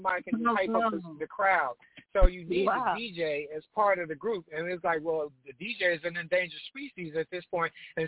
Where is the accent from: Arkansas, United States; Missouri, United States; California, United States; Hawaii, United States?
California, United States; Los Angeles; we're from Los Angeles, and in Los Angeles at that time, you know, gangster rap was like the prevalent thing